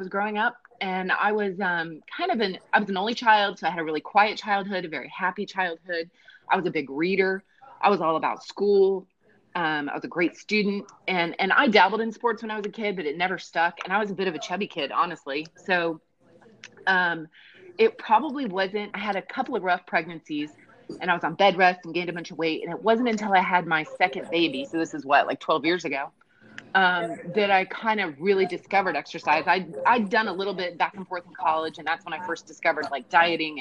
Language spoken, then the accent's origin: English; Ohio, United States; I'm a Midwestern girl. I grew up in Ohio.